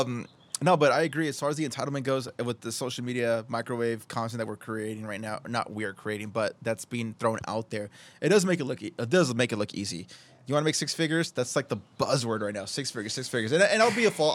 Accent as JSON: {"language": "English", "town": "Oceanside", "region": "California", "country": "United States", "tie": "born or raised there", "said": "I've been born and raised in Oceanside, and I just, I love where I live."}